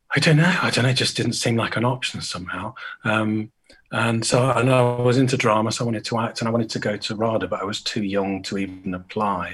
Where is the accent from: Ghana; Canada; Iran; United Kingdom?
United Kingdom; Great Harwood, North West England; moved away as an adult; also born or lived in Brighton; I grew up uh, just outside Blackburn in Lancashire right Harwood